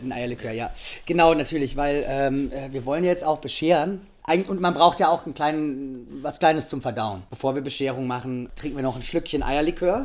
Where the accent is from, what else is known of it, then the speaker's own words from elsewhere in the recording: Rhineland-Palatinate, Germany; Wir sind ja aus der Pfalz